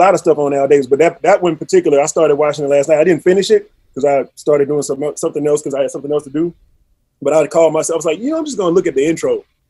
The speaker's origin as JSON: {"language": "English", "town": "Baton Rouge", "region": "Louisiana", "country": "United States", "said": "I'm from Baton"}